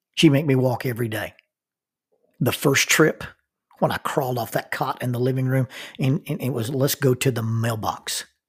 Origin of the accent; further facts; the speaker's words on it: Oxford, Alabama, United States; moved away as an adult; I grew up in Oxford, Alabama, and we rarely had snow deep enough to, to play